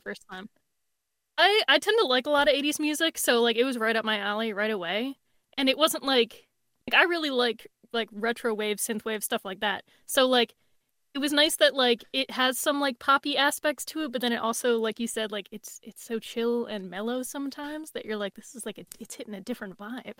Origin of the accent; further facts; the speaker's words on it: Bristol, Pennsylvania, United States; was born in Bristol, Pennsylvania